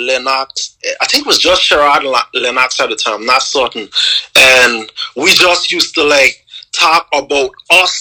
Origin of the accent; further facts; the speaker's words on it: Anguilla; I'm from Anguilla